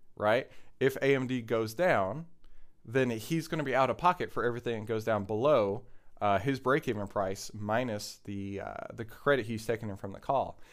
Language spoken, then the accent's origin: English; Texas, United States; I grew up in Texas and I still live in Texas